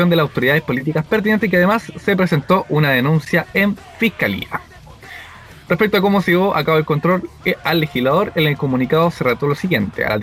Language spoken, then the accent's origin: Spanish; Viña del Mar, Valparaíso, Chile; De Viña, perro, yo soy de Viña. Verdad, nacido y criado en Viña.